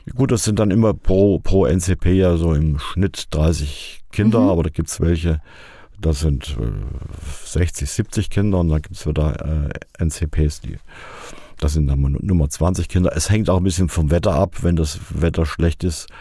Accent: Fulda, Hesse, Germany; also born or lived in Harsefeld, Lower Saxony / Austria / Rhine-Main area; Geboren wurde ich in Harsefeld, Kreis Stade, also nicht in Fulda. Bin aber in Fulda, genauer gesagt in Heimbach, aufgewachsen.

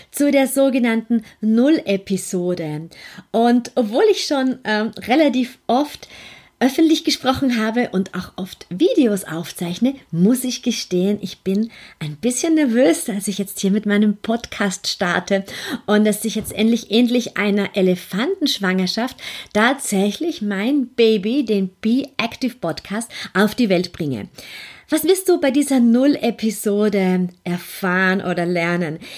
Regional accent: Vienna, Austria; vielleicht hörst du das auch ein bisschen an meinem Akzent. Ich bin Österreicherin, ich bin in Wien geboren, aufgewachsen und lebe in Wien

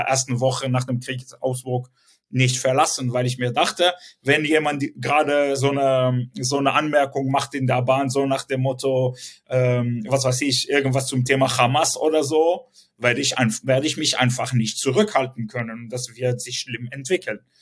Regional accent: Southern District, Israel; German is a second language; moved away; also born or lived in Sderot; Ich bin selbst äh, ähm, im Süden groß geworden, geboren

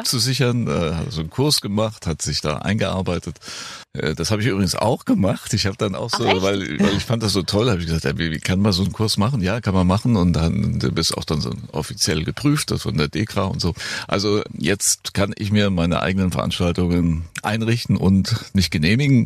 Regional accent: Frankfurt am Main, Hesse, Germany; now in Bad Camberg, Germany; Ich bin Frankfurter, Frankfurt-Main und bin jetzt dann natürlich auf so ein kleines Örtchen im Taunus gezogen, Bad mhm. Camberg

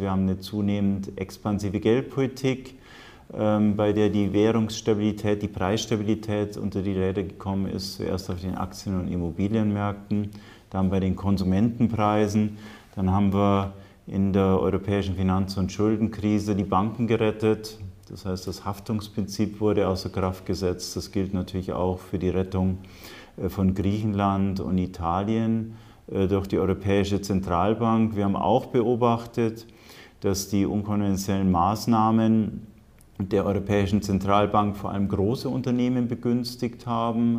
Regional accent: Germany; bei uns in Deutschland

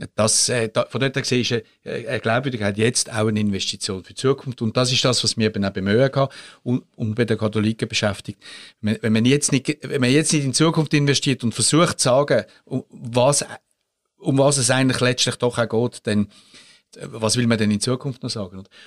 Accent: Switzerland; als Schweizer

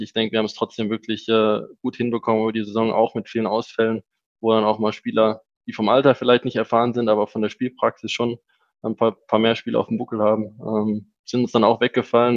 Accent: Germany; moved away as an adult; also born or lived in Switzerland; now in Salzburg, Austria; Ich bin ja aufgewachsen in Deutschland

